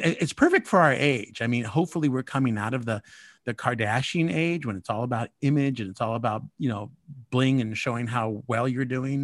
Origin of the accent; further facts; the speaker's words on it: United States; as Mexican American